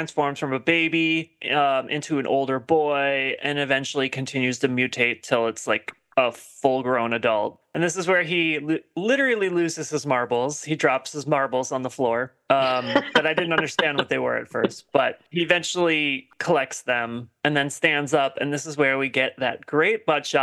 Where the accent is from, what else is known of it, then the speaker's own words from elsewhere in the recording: Wisconsin, United States; I'm from Wisconsin